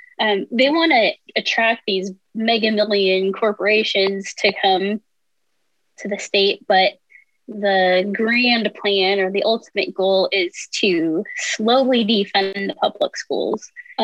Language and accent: English; Gothenburg, Nebraska, United States; moved away as an adult; also born or lived in Lincoln, Nebraska / St. Louis / San Diego / Kansas; I grew up in Western Nebraska, Gothenburg, Nebraska, actually.